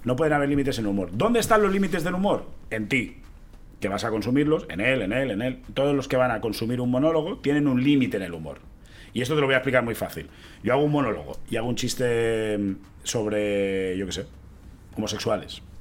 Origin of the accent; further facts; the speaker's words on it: Catalonia, Spain; siendo rapero cómico catalán